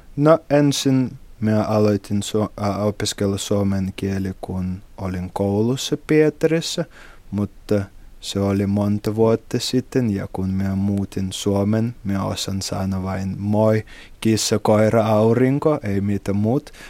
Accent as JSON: {"language": "Finnish", "region": "Saint Petersburg", "country": "Russia", "tie": "born or raised there", "second_language": "Finnish", "moved": "as an adult", "lives_now": "Imatra, Finland", "said": "me olen kotoisin Pietristä."}